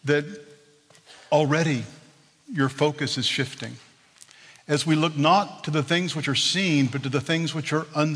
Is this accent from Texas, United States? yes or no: yes; Texas, United States; I'm from Texas